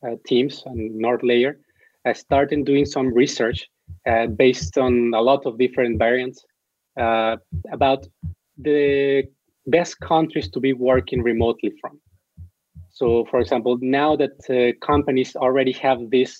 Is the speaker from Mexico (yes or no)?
yes; Mexico; I'm from Mexico